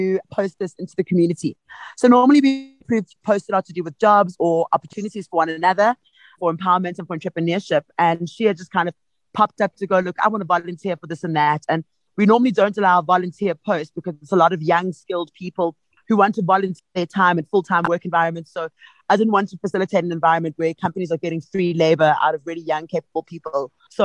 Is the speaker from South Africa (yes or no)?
yes; Soweto, Gauteng, South Africa; now in Johannesburg, South Africa; I grew up in Soweto, but I live in the heart of Johannesburg at the moment.